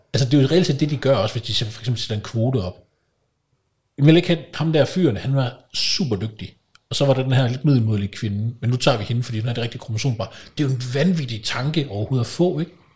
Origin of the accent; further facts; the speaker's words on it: Kolding, Southern Denmark, Denmark; moved away; jeg kommer fra Kolding oprindeligt